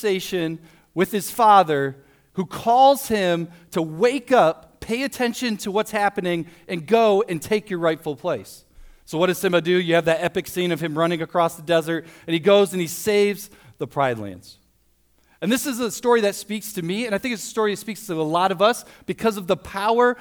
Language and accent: English; Toledo, Ohio, United States; also born or lived in Springfield, Missouri; I grew up in Toledo, went to Toledo Christian High School